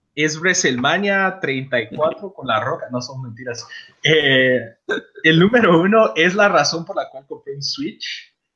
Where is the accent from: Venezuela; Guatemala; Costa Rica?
Guatemala; now in United States; nosotros tres somos de Guatemala